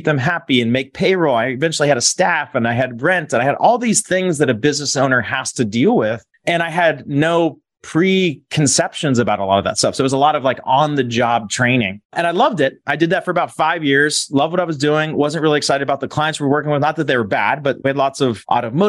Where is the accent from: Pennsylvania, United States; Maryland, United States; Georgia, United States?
Pennsylvania, United States; Pittsburgh; I grew up in Pittsburgh, Pennsylvania, born and raised, went to college there